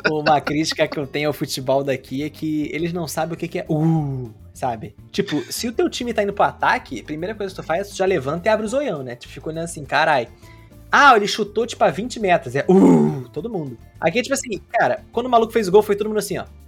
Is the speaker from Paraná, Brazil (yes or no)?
no; Rio de Janeiro, Brazil; now in Toronto, Canada; eu sou do Rio